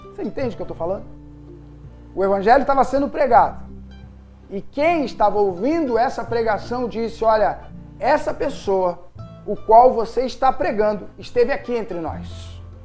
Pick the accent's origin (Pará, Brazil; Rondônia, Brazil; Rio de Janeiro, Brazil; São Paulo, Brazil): Rio de Janeiro, Brazil; accent: Carioca chiado; esse chiado no final nosso, que somos carioca